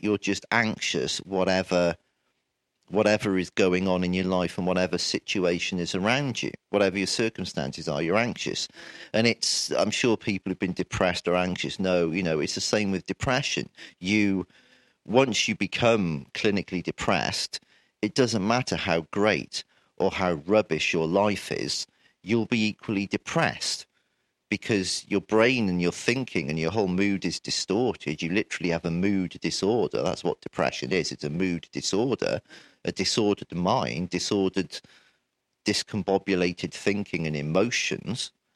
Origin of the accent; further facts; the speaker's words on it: Wales, United Kingdom; born in Wales and living here all my life